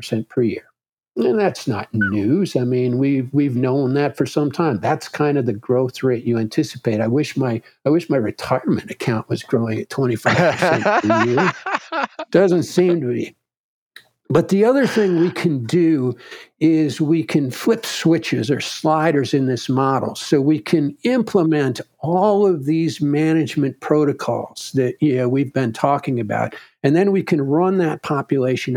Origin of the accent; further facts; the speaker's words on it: Wisconsin, United States; my home state of Wisconsin